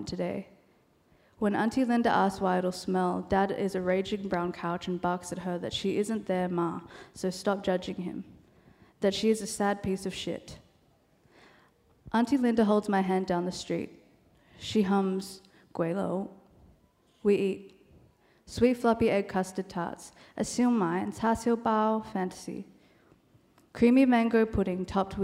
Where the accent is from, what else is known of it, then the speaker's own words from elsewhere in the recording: Australia; first language Cantonese; English is a second language; Cantonese is my first language, though I was born in Australia